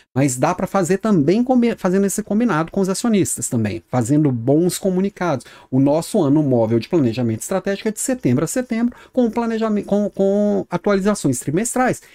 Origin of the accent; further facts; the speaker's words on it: Minas Gerais, Brazil; accent: mineiro; now in Florianópolis, Brazil; Sou mineiro, meu sotaque não deixa, não me deixa mentir